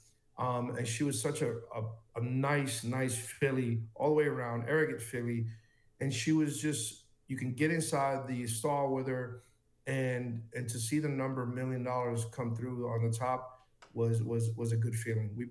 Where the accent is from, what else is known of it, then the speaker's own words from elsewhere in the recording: Florida, United States; the Florida Derby. This is my hometown